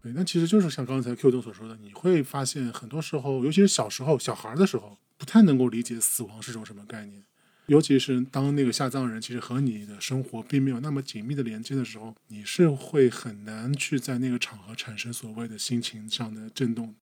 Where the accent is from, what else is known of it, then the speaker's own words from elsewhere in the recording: Shanghai, China; also born or lived in Ningbo (ancestral home); 我们上海这边的墓一般都是买合葬墓嘛